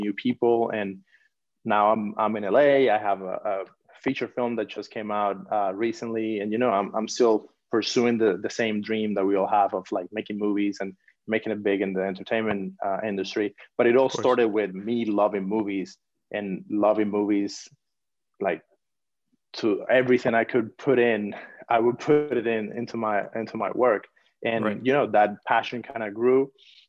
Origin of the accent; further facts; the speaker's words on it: Cuba; moved away as an adult; now in Los Angeles, United States; I'm originally from Cuba. I'm born and raised in Cuba.